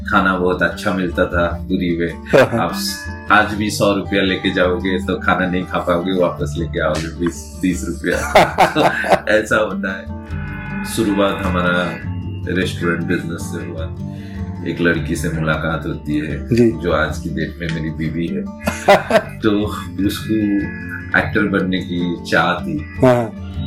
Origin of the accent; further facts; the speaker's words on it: Puri, Odisha, India; born there; बचपन में उड़ीसा का पूरी जो जगन्नाथ की